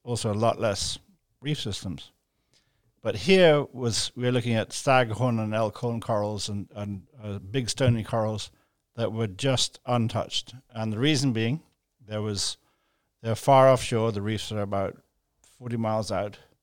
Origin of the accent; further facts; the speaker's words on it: Jamaica; now in Grand Cayman, Cayman Islands; where I grew up in Jamaica